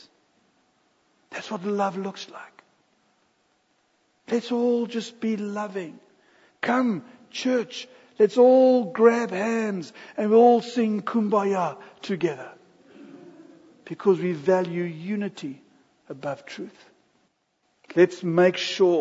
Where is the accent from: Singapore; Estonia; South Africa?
South Africa; We're busy transitioning from South Africa to America